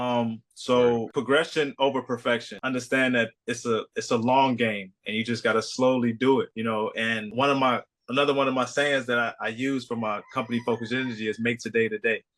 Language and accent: English; Chicago, Illinois, United States; now in Kauai, United States; I'm from Chicago